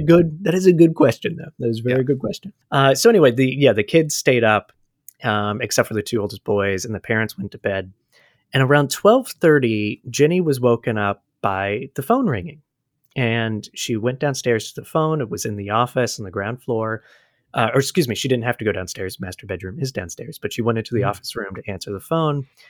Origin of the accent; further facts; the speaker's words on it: United States; as an American